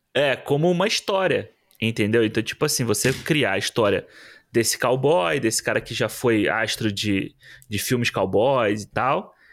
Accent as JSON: {"language": "Portuguese", "region": "Rio de Janeiro", "country": "Brazil", "said": "Como carioca"}